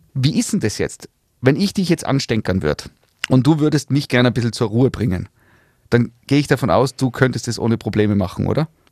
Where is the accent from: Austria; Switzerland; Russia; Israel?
Austria; Tyrol; wir Tiroler